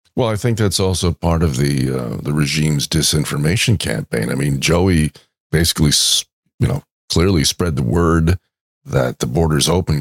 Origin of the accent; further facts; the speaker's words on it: New York, United States; moved away; when I was growing up in New York